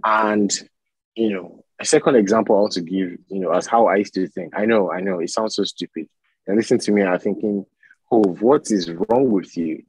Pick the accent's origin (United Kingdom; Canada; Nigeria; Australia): Nigeria; Badagry, Lagos; I'm from Badagry, right, in Nigeria, in Lagos.